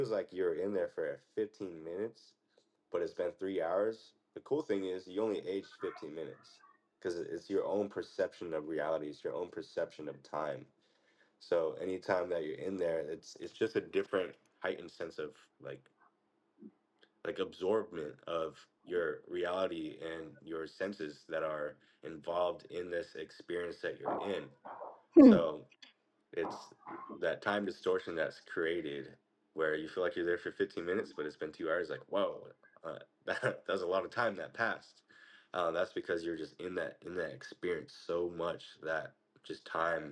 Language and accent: English; United States; as we grew up in the United States